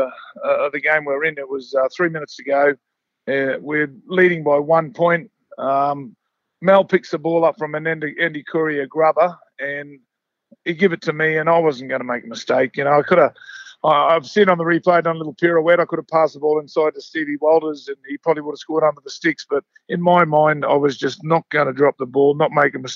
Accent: Mackay, Queensland, Australia; moved away; I'm a kid from Mackay

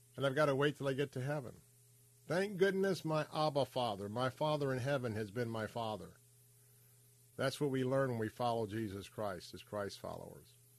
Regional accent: Tampa, Florida, United States; I'm a cracker that grew up right here in Tampa Bay, but I grew up in West Tampa

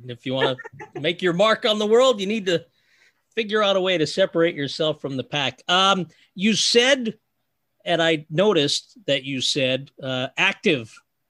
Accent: New Jersey, United States; I am a Jersey guy in more than one sense of the phrase.

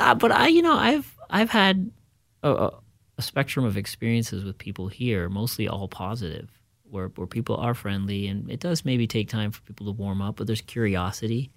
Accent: Fairfield, Iowa, United States; moved away; also born or lived in Minneapolis, United States; growing up in Fairfield, even though we were in a small rural community

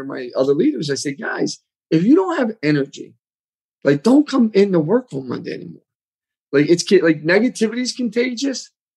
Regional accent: Philadelphia, Pennsylvania, United States; accent: like Rocky Balboa; also born or lived in Bucks County, Pennsylvania; I grew up in Northeast Philly, then Bucks County

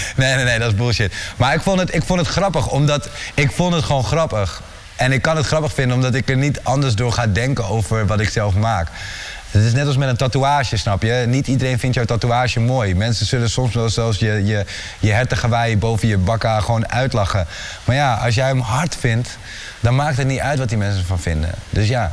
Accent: Amersfoort, Utrecht, Netherlands; ik kom uit Amersfoort

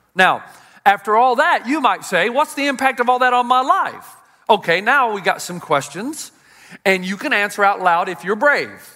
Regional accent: United States; as an American

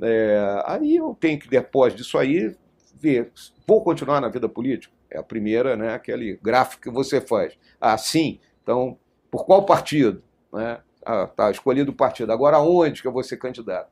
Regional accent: Rio Grande do Sul, Brazil; moved away; also born or lived in Rio de Janeiro; Rio Grande do Sul, meu estado natal

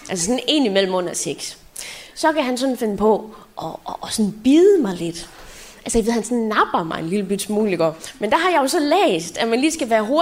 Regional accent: Southern Denmark, Denmark; accent: Funen; jeg kom jo fra Fyn af, så jeg snakkede fynsk

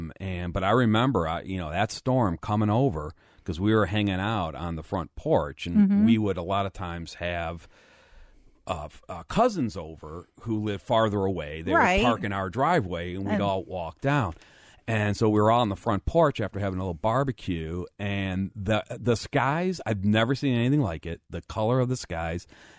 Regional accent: Lakewood, United States; I remember the 4th of July storm because I grew up in Lakewood.

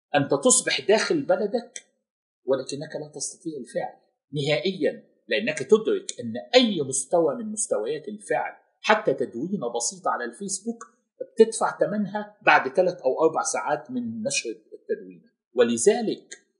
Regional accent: Cairo, Cairo Governorate, Egypt; moved away as an adult; now in Gulf region; انا كنت امضيت في القاهره وفي مصر اربع عقود كامله من حياتي

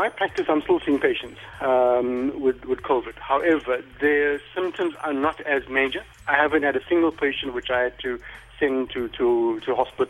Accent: Durban, KwaZulu-Natal, South Africa; In Durban.

